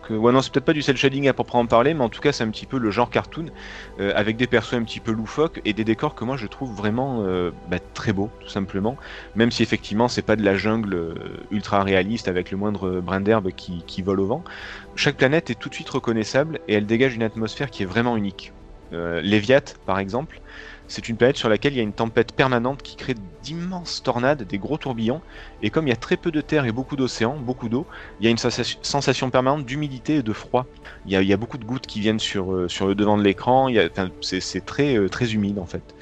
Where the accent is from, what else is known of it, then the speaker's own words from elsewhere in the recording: New York, United States; born there; mais comme moi je suis, je suis né à New York, tu le sais.